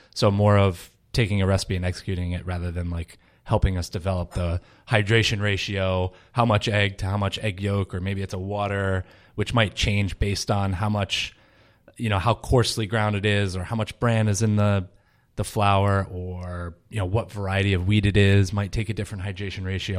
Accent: Rhode Island, United States; moved away as an adult; also born or lived in Paris, France / Boston, Massachusetts; grew up in Rhode Island

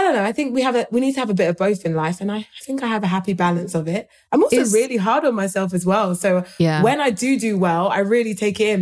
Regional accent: United Kingdom; British people

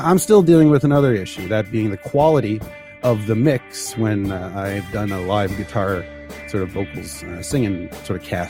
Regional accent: Canada; moved away; as a Canadian

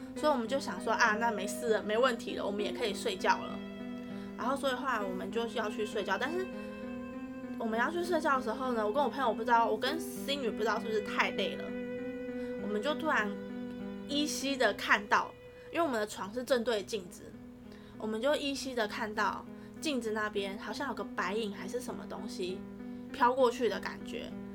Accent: northern Taiwan, Taiwan; 我们是北部的学校

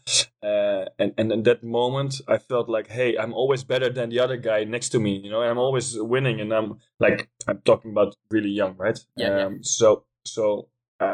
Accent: Leerdam, Utrecht, Netherlands; English is a second language; I was born in Leerdam, which is a small city in Holland, in the middle of the country.

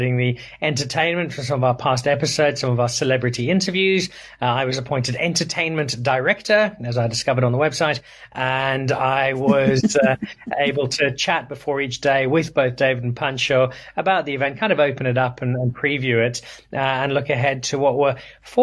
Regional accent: Zimbabwe; moved away as an adult; also born or lived in Belfast, Northern Ireland / Cape Town, South Africa; now in South Africa; I was born in Belfast. I grew up in Zimbabwe.

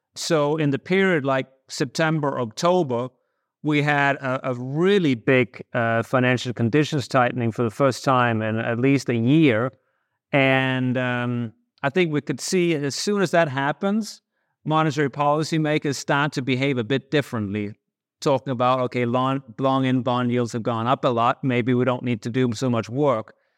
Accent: Denmark; moved away as an adult; now in United States; I grew up in Denmark in the eighties

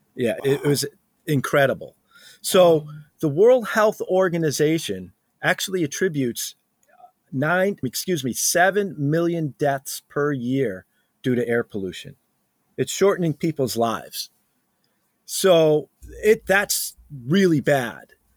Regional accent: New England, United States; I'm from New England, so we're used to this frost in the morning

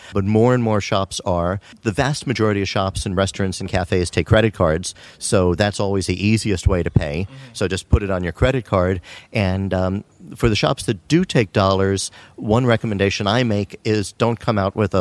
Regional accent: United States; accent: American; now in Martinique; from my accent, you can probably realize I'm American

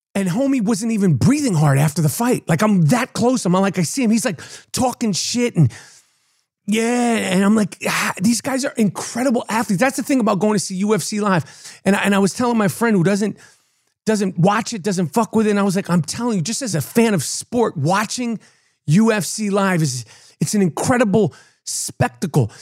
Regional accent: New York, United States; I'm a New Yorker

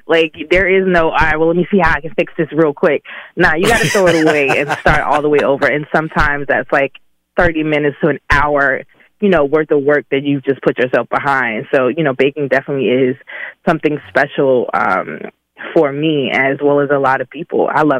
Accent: Birmingham, Alabama, United States; I'm from the Ham. Yes. I am from the Ham. I have to represent in my magic city.

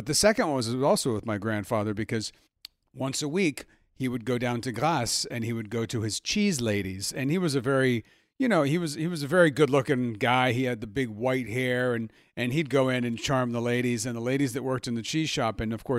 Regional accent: Milan, Lombardy, Italy; born there; I was born in Milan. I am half French.

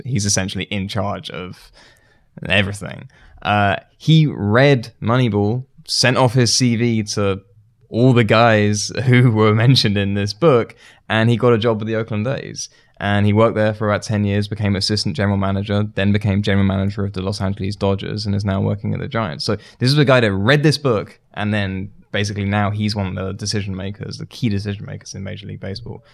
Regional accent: United Kingdom; moved away; I'm from, uh, I'm from the U K originally

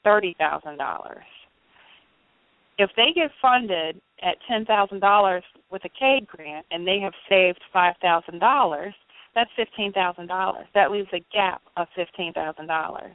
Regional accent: Richmond, Virginia, United States; I'm from Richmond, Virginia

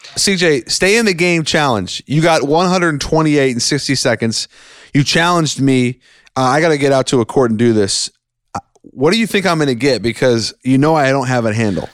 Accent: Seattle, Washington, United States; now in Long Island, United States; my home state, Washington, Seattle

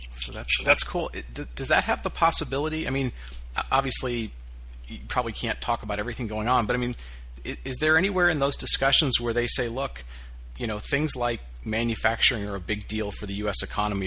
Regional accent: Detroit, Michigan, United States; I grew up around Detroit

